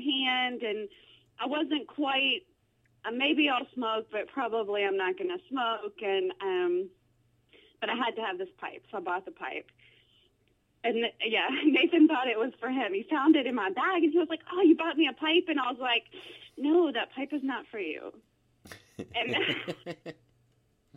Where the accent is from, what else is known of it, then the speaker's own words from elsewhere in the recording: Greensburg Springs, Louisiana, United States; I live in a little town called Greenville Springs, which is just north of Baton Rouge, Louisiana. And I actually live now less than 2 miles from the house I grew up